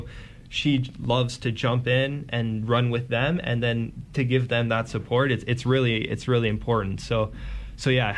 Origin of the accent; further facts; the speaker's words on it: Guelph, Ontario, Canada; I'm from Guelph, and the commute to Hamilton is quite a bit